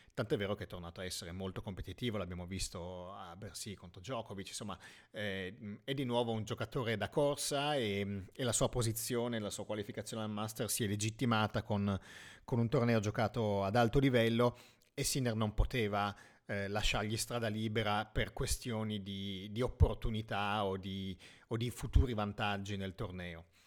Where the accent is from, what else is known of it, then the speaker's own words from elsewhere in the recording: Piedmont, Italy; essendo io piemontese